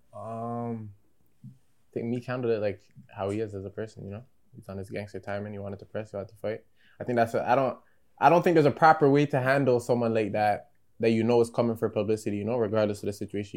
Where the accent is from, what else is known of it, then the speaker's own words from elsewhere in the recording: Ajax, Ontario, Canada; I live in the 905, the East. I live in Durham